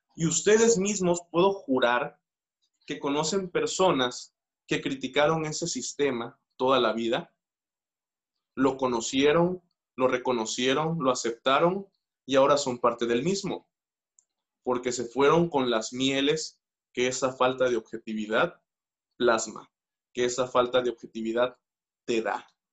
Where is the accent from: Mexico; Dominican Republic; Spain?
Mexico; nuestra naturaleza como mexicanos